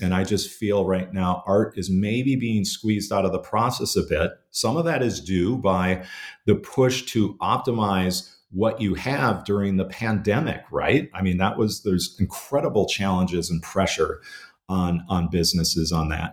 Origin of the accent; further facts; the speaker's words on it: Minnesota, United States; growing up uh, in in Minnesota in the '70s and, and '80s